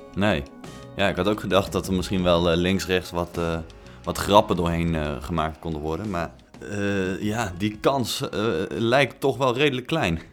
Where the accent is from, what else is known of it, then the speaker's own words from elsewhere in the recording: Tilburg, North Brabant, Netherlands; moved away; Tilburg, dus de hotspot van Nederland, eh, mijn thuisstad